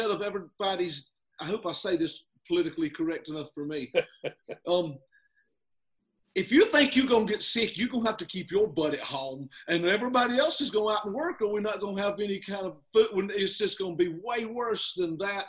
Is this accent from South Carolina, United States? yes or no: yes; South Carolina, United States; accent: country